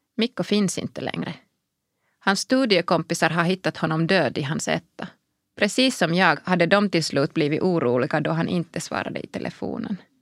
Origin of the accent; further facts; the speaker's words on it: Kuopio, North Savo, Finland; Swedish is a second language; moved away as an adult; also born or lived in Brussels; Jag är född i Kuopio i slutet av 70-talet och uppvuxen där